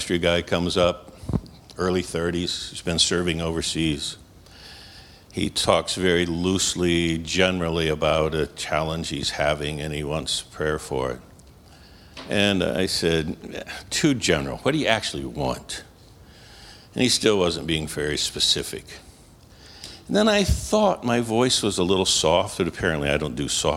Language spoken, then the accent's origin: English; New York, United States; moved away; I'm from New York.